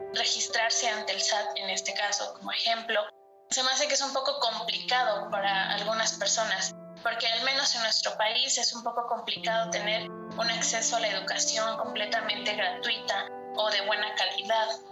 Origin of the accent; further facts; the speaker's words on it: Puebla, Mexico; soy de la ciudad de Puebla